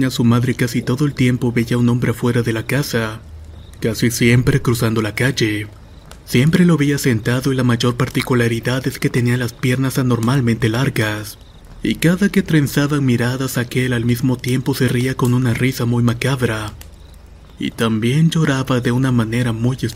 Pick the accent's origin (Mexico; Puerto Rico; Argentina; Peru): Puerto Rico; also born or lived in Kansas; Yo soy de Puerto Rico, pero estuve viviendo en Kansas por un buen tiempo.